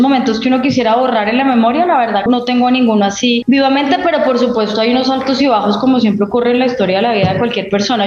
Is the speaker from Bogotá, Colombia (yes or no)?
yes; Bogotá, Colombia; also born or lived in Manizales, Colombia; Me vine a vivir a Bogotá cuando cumplí como siete años porque a mi papá lo nombraron en un cargo aquí eh, con sede en Bogotá, entonces nos trasladamos toda la familia. El colegio lo hice en Bogotá